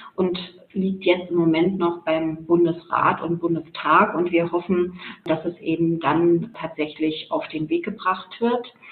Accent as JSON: {"language": "German", "region": "Mecklenburg-Vorpommern", "country": "Germany", "also_born_or_lived": "Leipzig", "moved": "as an adult", "said": "Ich stamme ursprünglich aus Mecklenburg-Vorpommern."}